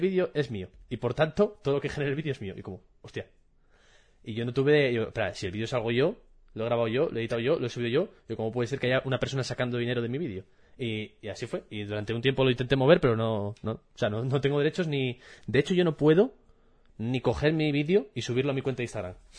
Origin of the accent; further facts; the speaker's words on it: Asturias, Spain; moved away as an adult; also born or lived in Seville; me mudé de Asturias, mejor dicho, hace seis años y me fui a estudiar a Sevilla. Y allí en, en Sevilla descubrí que había muchas expresiones de mi día a día que solo se utilizaban en Asturias